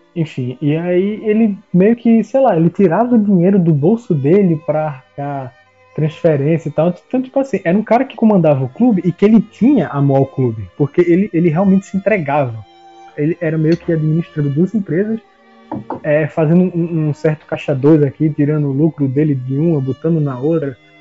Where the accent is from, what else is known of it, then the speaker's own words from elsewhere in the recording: Recife, Pernambuco, Brazil; now in Petrolina, Brazil; eu sou de Recife, moro no interior de, de Pernambuco